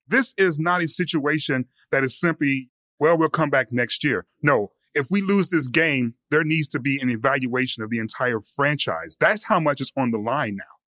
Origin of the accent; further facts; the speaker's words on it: Detroit, Michigan, United States; I'm from Detroit